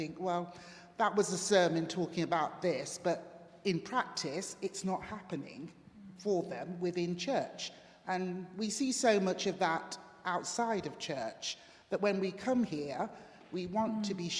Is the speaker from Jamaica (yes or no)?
yes; Jamaica; also born or lived in Derby; now in United Kingdom; I grew up in Jamaica, and my grandmother took me to an Anglican church every Sunday